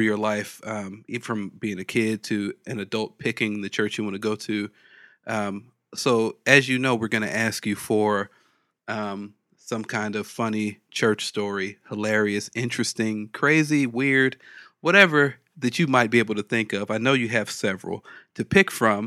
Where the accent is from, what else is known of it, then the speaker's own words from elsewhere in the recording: Los Angeles, California, United States; I grew up like right near Florence. Like I grew up on 79th and Hoover